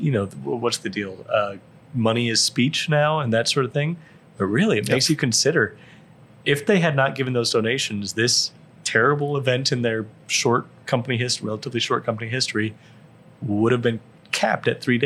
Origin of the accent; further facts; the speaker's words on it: Omaha, Nebraska, United States; moved away; When I first moved back to Omaha